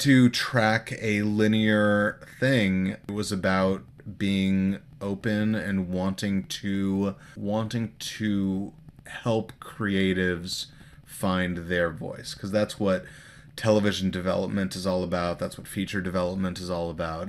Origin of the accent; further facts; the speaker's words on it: Los Angeles, California, United States; I grew up here in Los Angeles